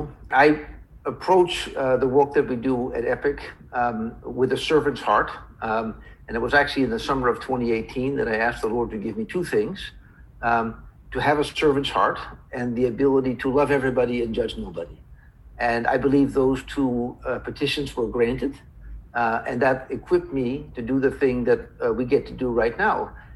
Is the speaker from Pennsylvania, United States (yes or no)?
yes; Philadelphia, Pennsylvania, United States; also born or lived in Cleveland; So I was born in Cleveland, Ohio. My father from the Netherlands, my mother also from the Netherlands, and then moved to Philadelphia at the age of two. I was raised there through my childhood.